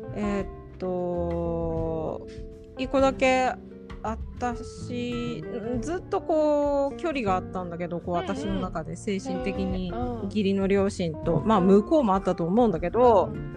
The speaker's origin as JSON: {"language": "Japanese", "country": "Japan", "tie": "born or raised there", "said": "日本ってまあ私が生まれ育った国"}